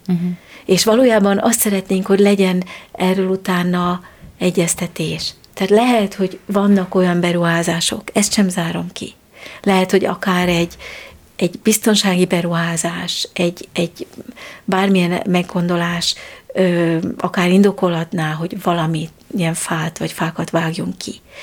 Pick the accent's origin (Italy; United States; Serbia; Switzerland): Switzerland; now in Hungary; én Svájcban nőttem fel, mert Magyarországon születtem